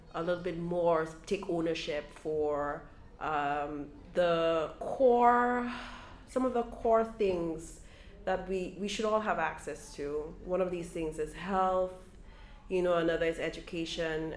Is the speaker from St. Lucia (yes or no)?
yes; St. Lucia; now in Brooklyn, United States; as a child growing up in St. Lucia, we would come and spend some summers with aunts and uncles here in Brooklyn.